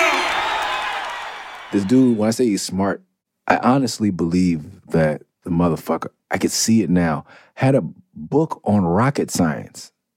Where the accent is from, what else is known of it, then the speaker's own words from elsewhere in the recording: Los Angeles, California, United States; also born or lived in Tucson, Arizona; I'm from Mid City. I'm from Clover, I'm off Cloverdale. I'm from Midtown, I'm from Okey Dog, whatever you want to call it. That is where I'm from